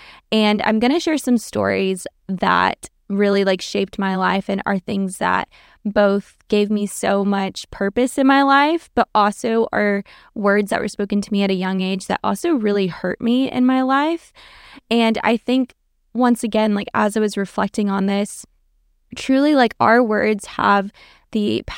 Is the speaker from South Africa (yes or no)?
no; Norway; also born or lived in Texas, United States; For backstory, I was born in Texas, but my family actually moved us to Norway when I was like in kindergarten into first grade.